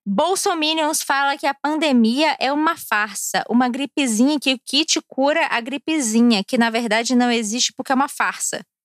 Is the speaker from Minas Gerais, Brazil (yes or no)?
no; Brasília, Federal District, Brazil; also born or lived in Rio Grande do Sul; eu moro em Brasília, eu sou nascida e criada em Brasília